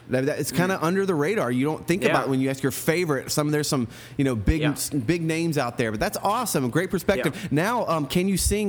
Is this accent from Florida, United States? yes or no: yes; Central Florida, United States; I grew up in Central Florida, so I was very close to it.